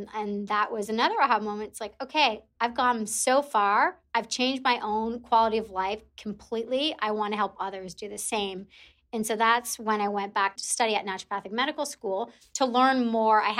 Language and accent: English; Canada; also born or lived in Toronto; I'm Canadian, so living in Toronto